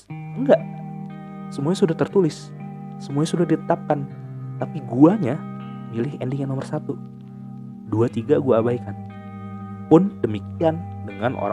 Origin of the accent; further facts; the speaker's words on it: Cirebon, West Java, Indonesia; gue lahir uh, eh, gue lahir di gue lahir di Cirebon dan gue besar di Cirebon gue kuliah di Bandung selama empat tahun